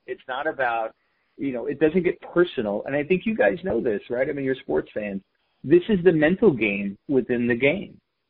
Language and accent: English; New York City, New York, United States; we grew up in the Bronx